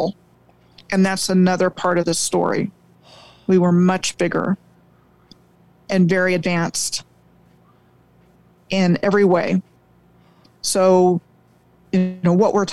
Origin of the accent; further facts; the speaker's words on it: Rockville, Maryland, United States; I grew up outside of Washington, D.C. in Rockville, Maryland